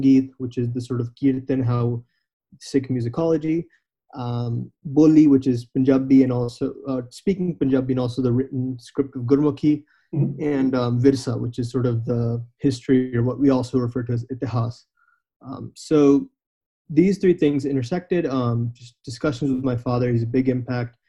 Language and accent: English; United States; I am an American, born and brought up here. My parents moved from India